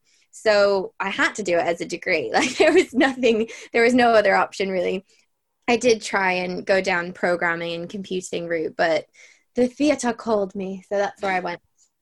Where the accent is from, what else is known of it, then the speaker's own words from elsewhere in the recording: Bray, Leinster, Ireland; accent: Irish; So I am Irish. I have the weirdest accent, so anyone listening will probably be very confused, but I've moved around a lot, so I don't always sound Irish. But I grew up in Bray, and I joined Bray Junior Musical Society